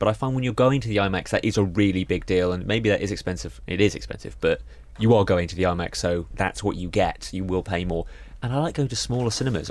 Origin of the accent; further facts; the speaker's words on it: Reading, South East England, United Kingdom; growing up in Reading